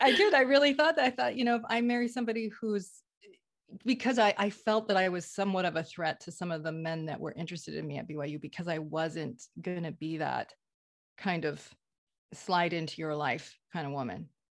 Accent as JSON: {"language": "English", "region": "Vermont", "country": "United States", "tie": "born or raised there", "said": "I grew up in Vermont, liberal Vermont, in a conservative faith"}